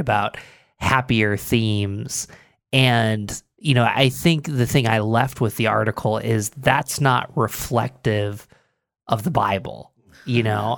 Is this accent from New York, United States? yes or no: yes; Binghamton, New York, United States; also born or lived in Philadelphia; now in Rochester, United States; I grew up in Binghamton, lived in Philadelphia